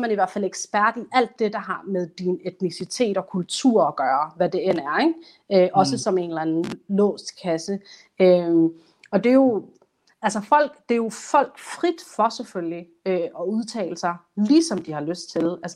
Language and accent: Danish; Somalia; jeg er kun somalier og mm. journalist